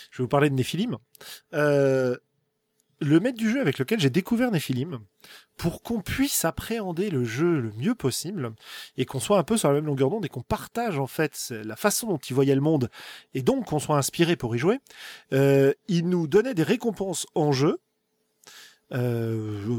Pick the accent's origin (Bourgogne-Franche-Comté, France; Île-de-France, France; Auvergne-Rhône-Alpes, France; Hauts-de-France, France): Bourgogne-Franche-Comté, France; accent: rural Burgundy; Ça se trouve, mon accent paysan du fin fond de la Bourgogne, en roulant les airs, etc., dans ma station spatiale, ça va faire un petit peu, un petit peu pourri, quoi.